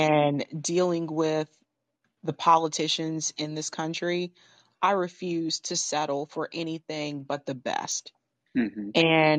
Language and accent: English; Baltimore, Maryland, United States; I'm originally from Baltimore, Maryland. Mm-hmm. And I didn't really grow up there per se.